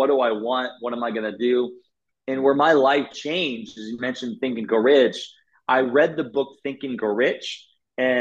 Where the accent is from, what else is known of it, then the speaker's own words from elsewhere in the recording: Garnavillo, Iowa, United States; I grew up in Northeast Iowa. So from Iowa, my town was 700 people, a town called Garnavillo